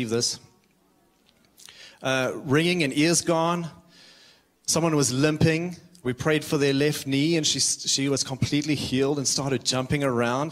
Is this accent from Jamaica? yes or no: no; South Africa; moved away as an adult; now in Redding, United States; I am from South Africa, and I moved out here 9 years ago. I moved to Redding, California